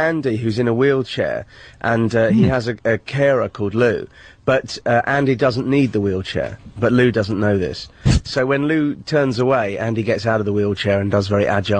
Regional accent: England, United Kingdom; We're both from England, from London Tyne.

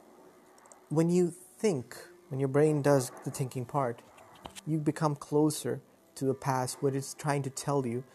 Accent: Lahore, Punjab, Pakistan; I'm from Pakistan, Lahore. I live in a very good society

